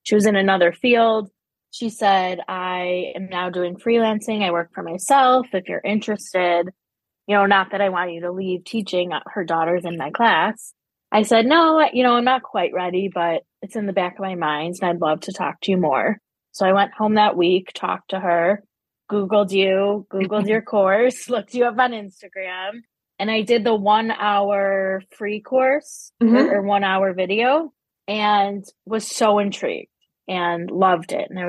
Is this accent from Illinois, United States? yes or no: yes; Chicago, Illinois, United States; I am from Chicago, the northern suburbs